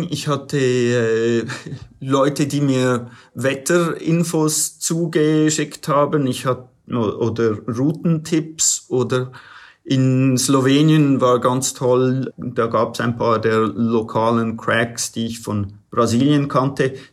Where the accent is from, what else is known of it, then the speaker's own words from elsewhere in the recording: United States; ich bin in den USA aufgewachsen, ich, ich bin zweisprachig aufgewachsen